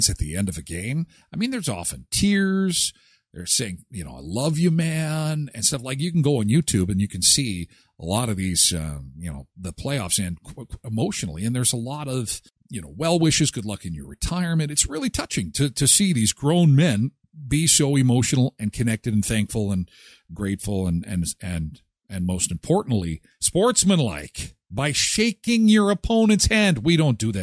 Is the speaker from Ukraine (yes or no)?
no; Canada; I'm from Canada.